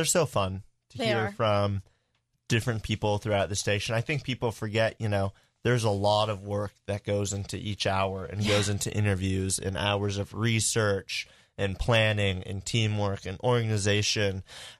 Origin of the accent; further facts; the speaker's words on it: United Kingdom; I'm British.